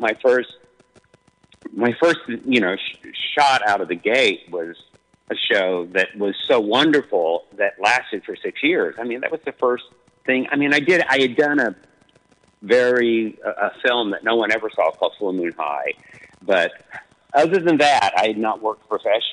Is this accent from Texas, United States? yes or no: yes; West Texas, United States; when I was growing up in West Texas